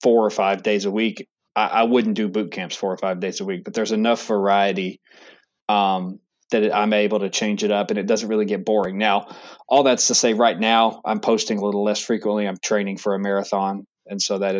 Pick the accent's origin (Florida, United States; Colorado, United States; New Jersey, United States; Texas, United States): Texas, United States; moved away as an adult; now in Charlotte, United States; I'm from Texas originally. So I played football in high school